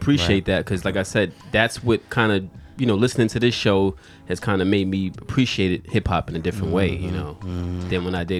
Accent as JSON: {"language": "English", "town": "New York City", "region": "New York", "country": "United States", "tie": "born or raised there", "also_born_or_lived": "Charlotte", "moved": "yes", "said": "I mean, I grew up in Brooklyn, but I didn't grow up in that."}